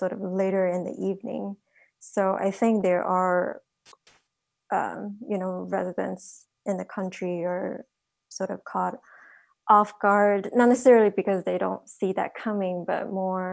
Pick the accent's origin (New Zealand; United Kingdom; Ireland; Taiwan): Taiwan; now in United States; I'm originally from Taiwan, so my family was impacted very early on